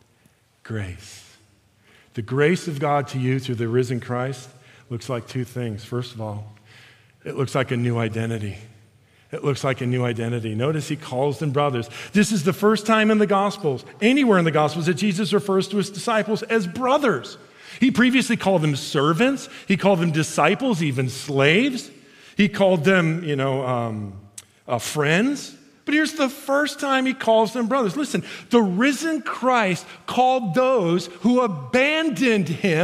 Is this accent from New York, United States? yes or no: no; Chicago, Illinois, United States; I'm from Chicago